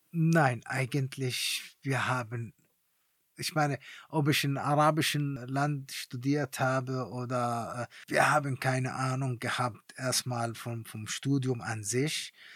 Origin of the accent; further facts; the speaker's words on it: Palestine; German is a second language; moved away as an adult; also born or lived in East Germany; als Palästinenser